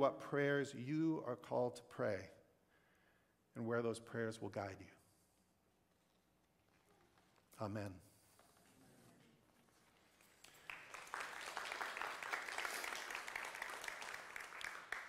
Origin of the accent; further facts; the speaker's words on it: the West, Wyoming, Montana, United States; moved away; I grew up in the West, in Montana, in Wyoming, a land shaped by a dominant white culture